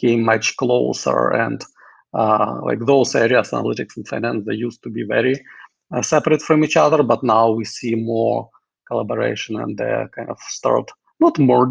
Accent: Kyiv, Ukraine; also born or lived in Moscow, Russia / Hanover, New Hampshire, United States; now in San Francisco, United States; I'm originally from Kyiv, Ukraine, born and raised there

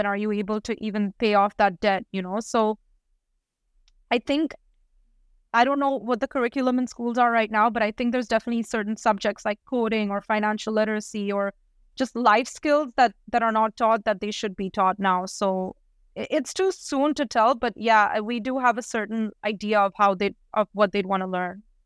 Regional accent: India; moved away; I'm originally from India

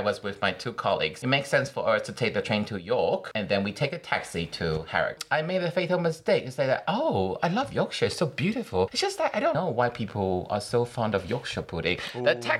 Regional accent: Taiwan; accent: Mandarin; English is a second language; now in London, United Kingdom; I met you in my home country.

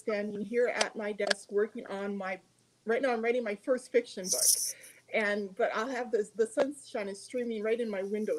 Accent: Montana, United States; moved away; I am from Montana. I spent most of my life in Montana.

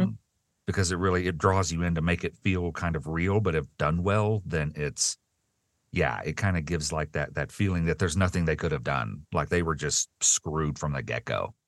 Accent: the South, United States; I grew up in the South

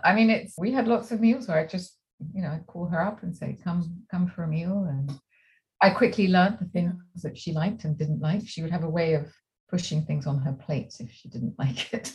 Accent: England, United Kingdom; also born or lived in France; now in Santa Barbara, United States; Growing up in England, so I'm, I'm half French and half English. And um, growing up in England and indeed in France

